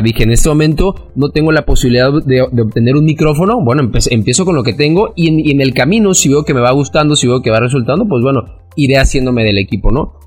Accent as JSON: {"language": "Spanish", "town": "Cancún", "region": "Quintana Roo", "country": "Mexico", "tie": "born or raised there", "said": "soy de Cancún, aquí he vivido y aquí crecí toda mi vida"}